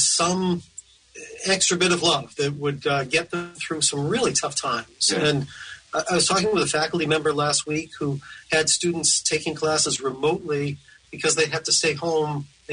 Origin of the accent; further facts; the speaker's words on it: outside of Boston, Massachusetts, United States; moved away; also born or lived in Tennessee; growing up outside of Boston